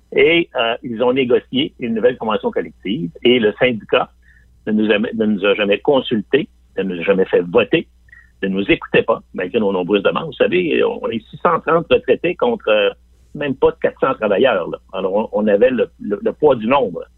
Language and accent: French; Quebec City, Quebec, Canada; moi-même, je viens de Limoilou